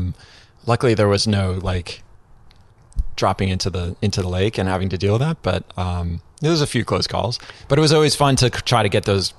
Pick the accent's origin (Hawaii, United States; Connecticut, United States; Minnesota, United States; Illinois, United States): Connecticut, United States; I grew up in Connecticut.